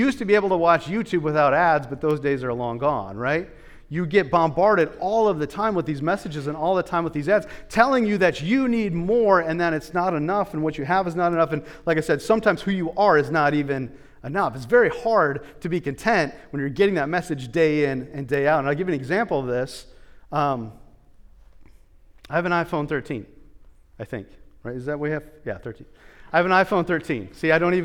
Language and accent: English; United States; as an American